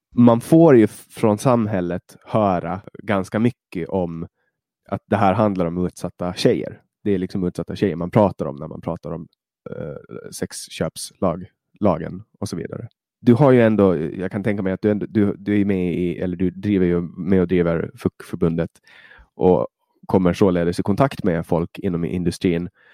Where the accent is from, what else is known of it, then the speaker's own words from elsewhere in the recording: Finland; now in Sweden; i Finland, där jag kommer ifrån